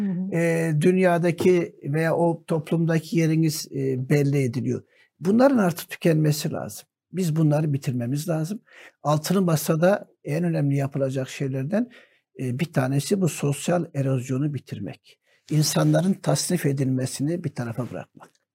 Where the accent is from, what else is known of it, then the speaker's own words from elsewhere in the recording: Antakya, Hatay, Turkey; Bizim Antakya Ova Halep Sancağı'na bağlıydı.